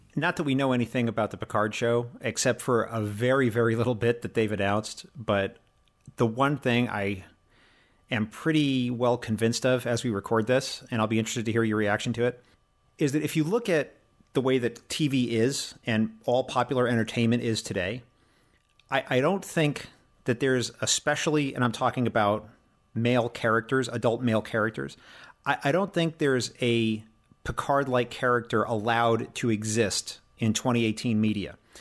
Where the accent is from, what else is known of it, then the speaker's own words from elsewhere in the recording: United States; I'm American